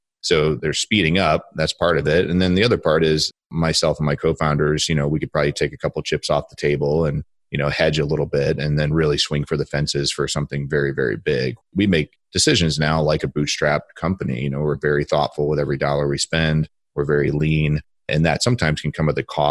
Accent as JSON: {"language": "English", "town": "Akron", "region": "Ohio", "country": "United States", "said": "I'm from Akron, Ohio."}